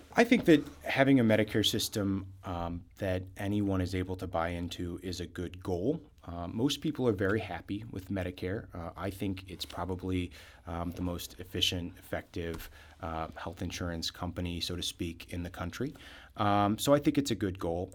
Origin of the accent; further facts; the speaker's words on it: Southwest Missouri, United States; I am a lifelong Missourian. I was born and raised down in Southwest Missouri.